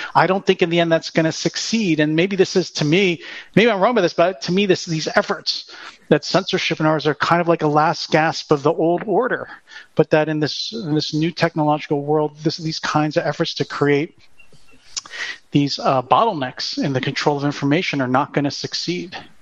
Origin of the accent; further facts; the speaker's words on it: Pennsylvania, United States; my home state, Pennsylvania